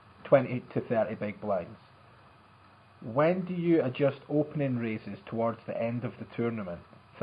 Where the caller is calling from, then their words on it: Sacramento, California, United States; I'm from Sacramento, and I have a question for the Assassinato.